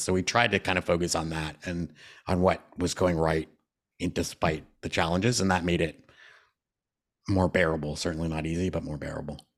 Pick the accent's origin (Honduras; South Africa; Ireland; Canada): Canada; I'm a Canadian all the time.